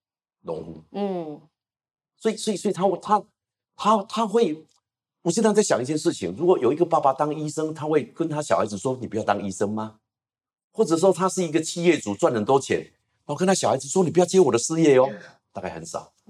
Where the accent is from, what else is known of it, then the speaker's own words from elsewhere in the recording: Taiwan; 我是农村长大，